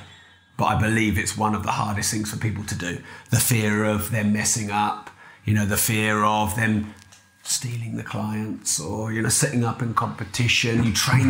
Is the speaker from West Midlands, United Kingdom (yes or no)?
no; Peterborough, East of England, United Kingdom; I'm from Peterborough.